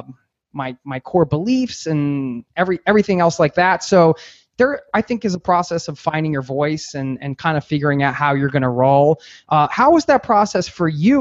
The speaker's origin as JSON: {"language": "English", "region": "East Coast", "country": "United States", "said": "I'm from the East Coast"}